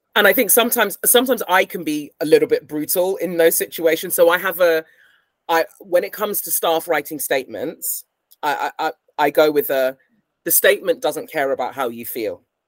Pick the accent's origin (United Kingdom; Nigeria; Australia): United Kingdom; I'm British and I've grown up here